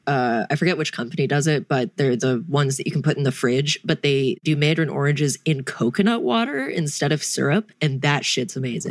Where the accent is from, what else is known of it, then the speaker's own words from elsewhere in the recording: North Carolina, United States; I'm from North Kakalaki